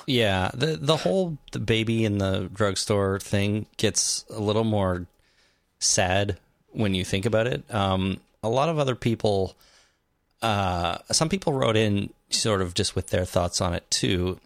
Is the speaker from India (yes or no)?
no; Canada; we are Canadian